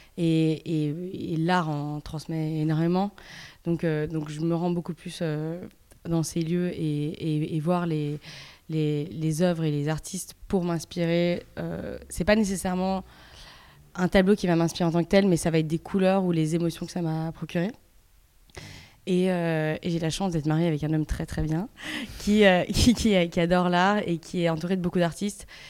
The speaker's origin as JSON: {"language": "French", "country": "Belgium", "tie": "born or raised there", "also_born_or_lived": "Paris", "moved": "as an adult", "said": "j'ai grandi en Belgique, je suis belge"}